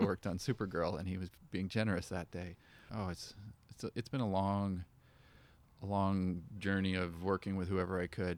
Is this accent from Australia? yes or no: no; Canada; born or raised there